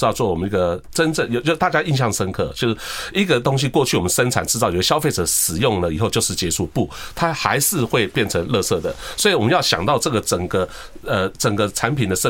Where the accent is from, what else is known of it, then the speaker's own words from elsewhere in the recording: Taiwan; 我们台湾的，那我是台湾的一份子嘛，对不对？